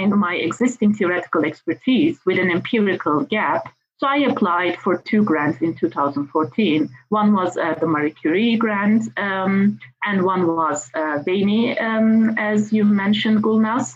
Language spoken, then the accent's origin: English; İzmir, Turkey; I was in Izmir, which is my hometown.